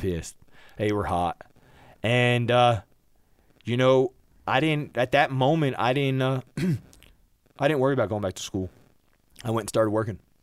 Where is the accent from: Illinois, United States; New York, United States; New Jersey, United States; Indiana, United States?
New Jersey, United States; moved away as an adult; I was born and raised in New Jersey